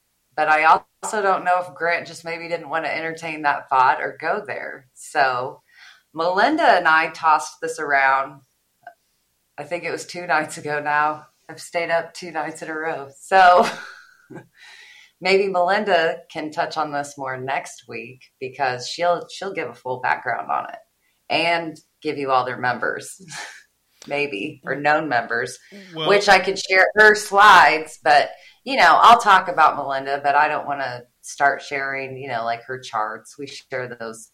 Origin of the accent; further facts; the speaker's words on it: Midwest, United States; I'm from the Midwest